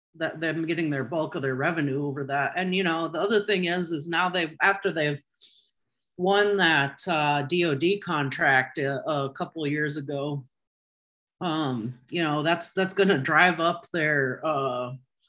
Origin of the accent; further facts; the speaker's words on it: Midwest, United States; The private schools in my area growing up in the Midwest were not necessarily better